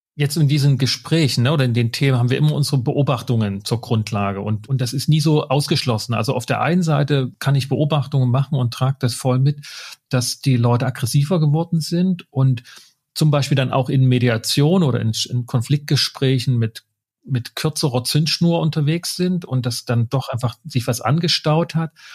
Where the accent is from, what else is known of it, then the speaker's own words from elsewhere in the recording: Saxony, Germany; ich komme aus Sachsen